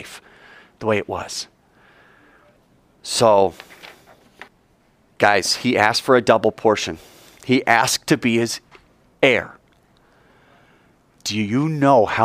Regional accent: United States; we're American

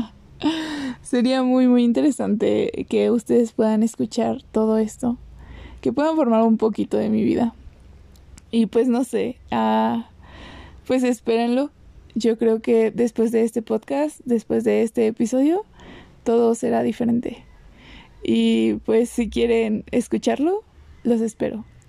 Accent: State of Mexico, Mexico; Tengo 22 años y soy del, Estado de México.

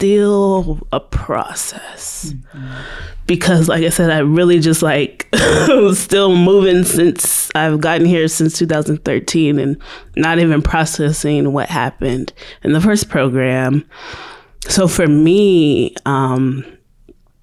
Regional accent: California, United States; moved away as an adult; I'm from California. I was the only Black kid in kindergarten, elementary, preschool

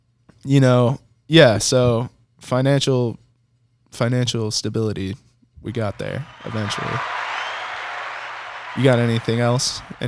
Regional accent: Detroit, Michigan, United States; I'm from Detroit, Michigan. Don't play with me.

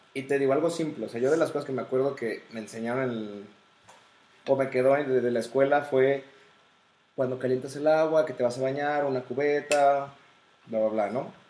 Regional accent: Mexico; como el mexicano promedio que somos

